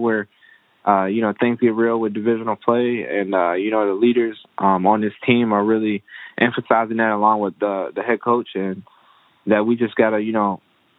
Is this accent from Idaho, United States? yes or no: no; Maryland, United States; moved away as an adult; now in Philadelphia, United States; I'm from Maryland